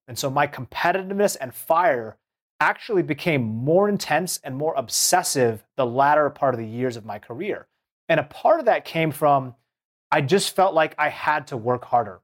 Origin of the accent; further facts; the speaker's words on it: Seattle, Washington, United States; I grew up in the Seattle region.